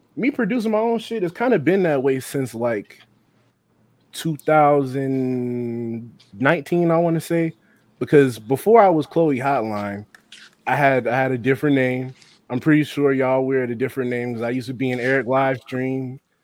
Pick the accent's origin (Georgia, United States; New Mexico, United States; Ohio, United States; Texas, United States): Ohio, United States; Cincinnati; also born or lived in Norwood, Ohio; I'm growing up on the east side, Pleasant Ridge to be exact, the edge of Pleasant Ridge